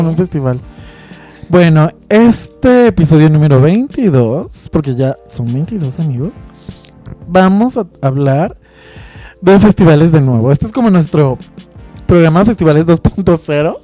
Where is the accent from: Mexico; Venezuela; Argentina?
Mexico; Guadalajara, Jalisco; yo que soy de Guadalajara